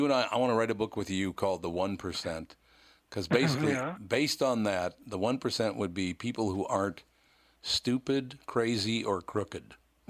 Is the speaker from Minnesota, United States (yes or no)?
yes; Minneapolis, Minnesota, United States; when I was a young child, I grew up in North Minneapolis, a very poor kid.